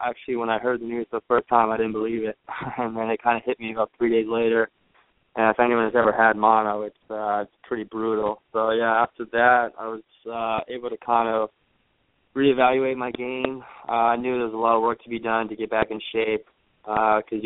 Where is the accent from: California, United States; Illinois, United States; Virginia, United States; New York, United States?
Virginia, United States; I'm from Virginia